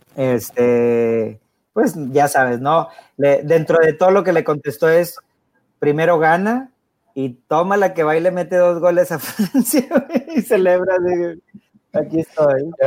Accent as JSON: {"language": "Spanish", "country": "Mexico", "said": "pues yo soy mexicano"}